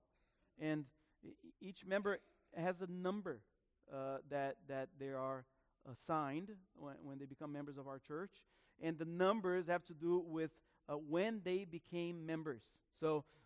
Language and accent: English; Florida, United States; also born or lived in Broward County, Florida; we're from Florida, right? So we don't have mountains